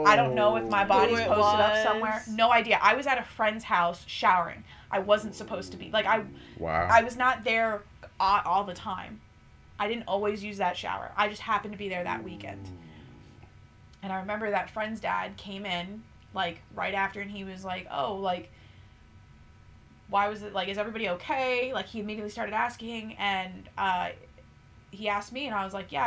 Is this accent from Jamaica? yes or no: no; Greece; I'm from Greece